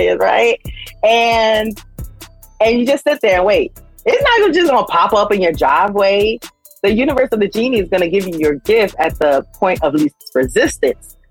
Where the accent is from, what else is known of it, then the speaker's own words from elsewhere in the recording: Miami, Florida, United States; also born or lived in Sunrise, Florida; I'm from Miami, 305